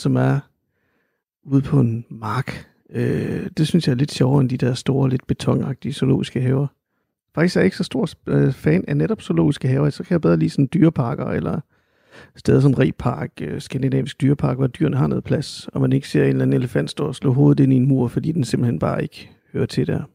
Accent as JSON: {"language": "Danish", "town": "Randers", "region": "Central Denmark Region", "country": "Denmark", "tie": "born or raised there", "also_born_or_lived": "Aarhus", "said": "jeg er jo født og opvokset i Randers, dog ikke i, ikke i Vorup, men i Helsted"}